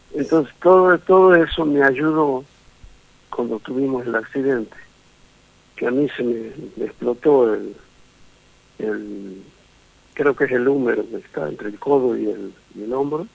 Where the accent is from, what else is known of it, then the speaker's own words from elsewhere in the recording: Tucumán, Argentina; moved away; Tucumán es, mi patria chica